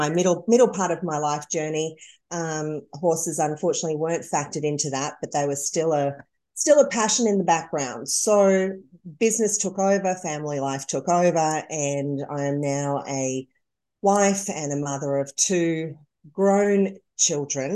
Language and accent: English; Victoria, Australia; moved away as an adult; now in Dallas, United States